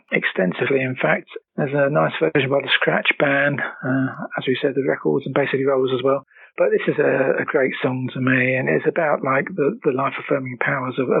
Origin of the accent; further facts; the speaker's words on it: England, United Kingdom; as somebody growing up in England